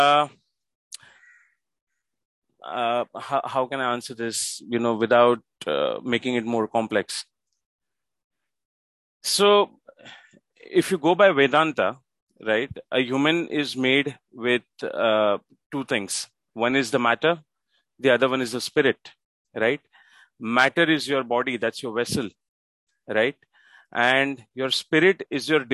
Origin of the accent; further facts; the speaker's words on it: Mumbai, Maharashtra, India; I live in Mumbai. That's my city. I'm born and brought up in Mumbai in India.